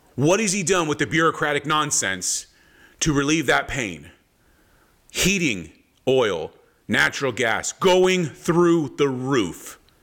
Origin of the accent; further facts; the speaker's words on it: Palm Springs, California, United States; growing up in Southern California, Palm Springs, Palm Springs, California was wind before wind was cool